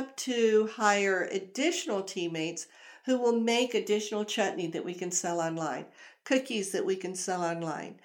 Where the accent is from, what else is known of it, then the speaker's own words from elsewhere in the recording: the South, United States; I'm from the South, I say gala.